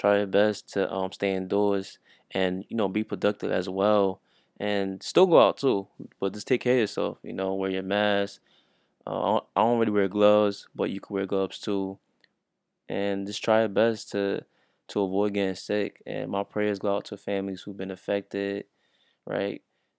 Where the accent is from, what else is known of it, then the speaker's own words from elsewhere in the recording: New York, United States; But since I'm from New York, I wanted to share my perspective.